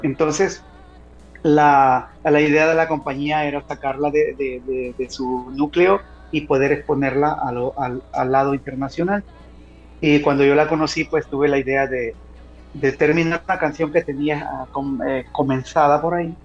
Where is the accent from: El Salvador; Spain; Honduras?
El Salvador; Yo como salvadoreño